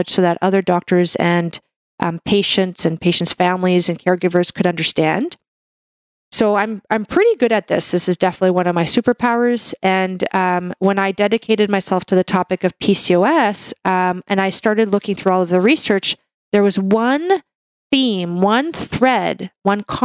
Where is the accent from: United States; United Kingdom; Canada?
Canada; I'm a Canadian medical doctor